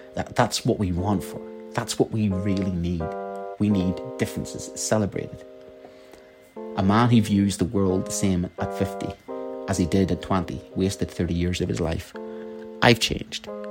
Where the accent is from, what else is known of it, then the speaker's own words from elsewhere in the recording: Ireland; I'm Irish